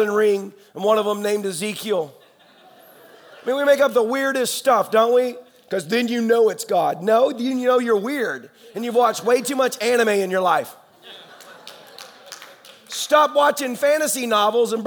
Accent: Tennessee, United States; I'm the redneck from Tennessee

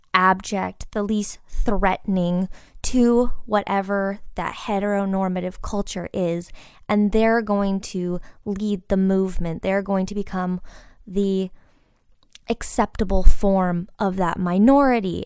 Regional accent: Midwest, United States; Growing up in the Midwest, I definitely didn't have an education that focused on this community

